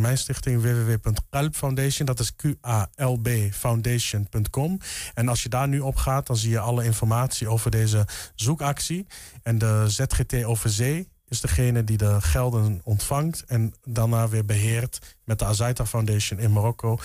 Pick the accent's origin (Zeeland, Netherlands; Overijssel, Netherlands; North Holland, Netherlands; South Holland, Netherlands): Overijssel, Netherlands; Enschede; kom oorspronkelijk uit Enschede.